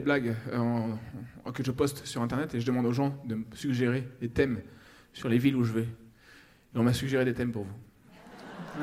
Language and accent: French; Toulouse, Occitania, France; on est toulousain